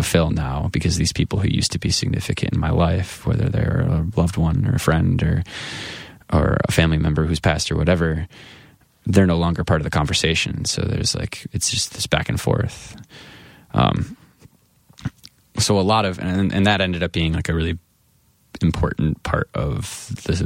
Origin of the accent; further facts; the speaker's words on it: Grand Rapids, Michigan, United States; my hometown of Grand Rapids